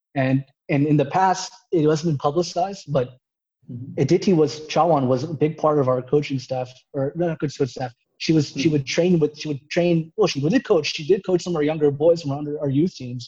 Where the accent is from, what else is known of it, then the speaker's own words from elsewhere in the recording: United States; being an American